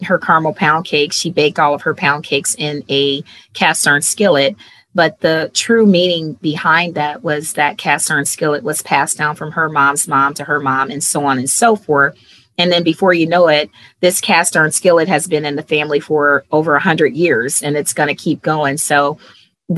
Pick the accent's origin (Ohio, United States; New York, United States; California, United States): Ohio, United States; Cleveland; moved away as an adult; I'm originally from Cleveland, Ohio